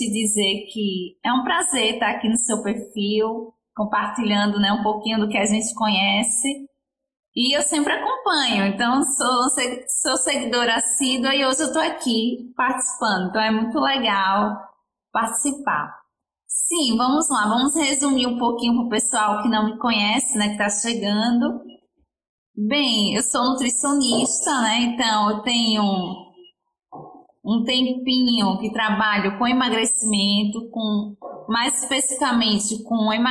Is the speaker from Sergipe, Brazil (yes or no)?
yes; Aracaju, Sergipe, Brazil; Sim, eu sou de Aracaju, Sergipe, fica aqui no Nordeste, do ladinho da Bahia, que eu acho que é onde as pessoas mais conhecem.